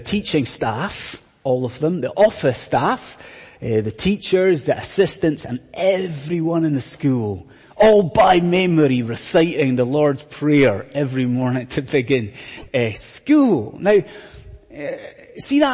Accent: Scotland, United Kingdom; when I was growing up in Scotland, when I was in school in Scotland

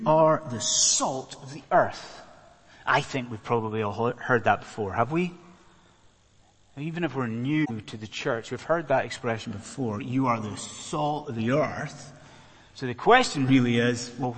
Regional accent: Scotland, United Kingdom; moved away as an adult; now in London, United Kingdom; I'm a Scotsman

